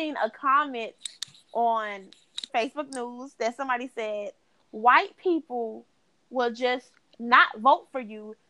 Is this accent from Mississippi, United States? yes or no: no; Florida, United States; and I've been here all my life.